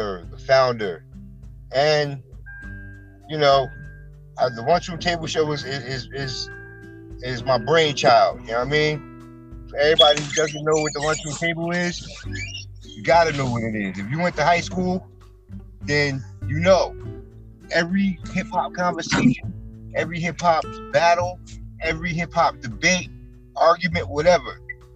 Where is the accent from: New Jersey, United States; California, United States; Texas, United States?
New Jersey, United States; East Orange; also born or lived in Newark, New Jersey; I grew up in East Orange.